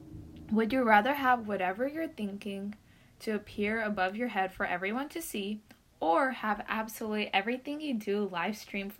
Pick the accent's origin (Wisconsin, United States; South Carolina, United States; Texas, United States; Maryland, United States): Texas, United States; Dallas; I was born in Dallas.